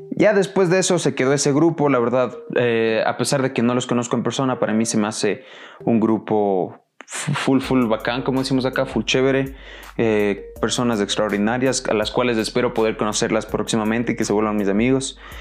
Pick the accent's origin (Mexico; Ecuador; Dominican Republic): Ecuador; yo soy de Ecuador